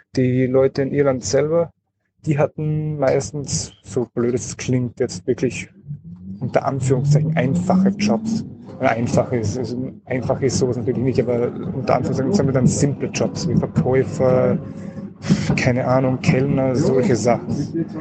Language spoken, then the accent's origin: German; Austria; als Österreicher